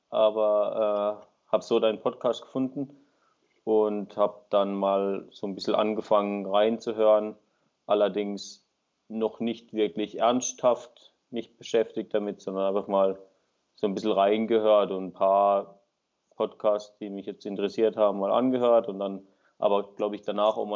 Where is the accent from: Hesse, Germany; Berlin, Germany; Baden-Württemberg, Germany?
Baden-Württemberg, Germany; bin 28, komme aus dem Süden von Deutschland, in der Nähe von Freiburg, ein kleiner Ort bin dort äh, selbstständig tätig als Winzer